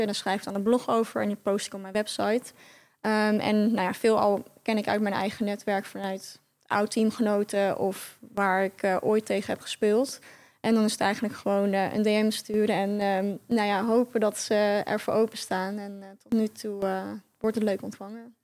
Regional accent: Netherlands; moved away as an adult; also born or lived in Rotterdam; Ik kom uit Oost, oosten

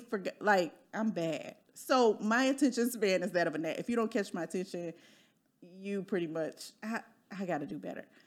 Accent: Midwest, United States; moved away as an adult; now in Dallas, United States; I'm from the Midwest too

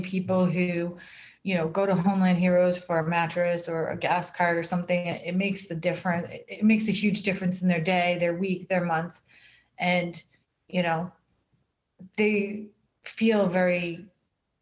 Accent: United States; being an American and living in this country

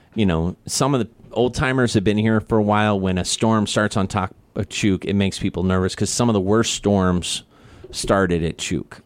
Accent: Kansas City, United States; I'm from Kansas City

